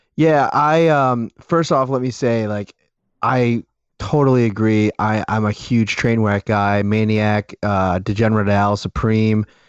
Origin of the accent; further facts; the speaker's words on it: Buffalo, New York, United States; I'm a North Towns guy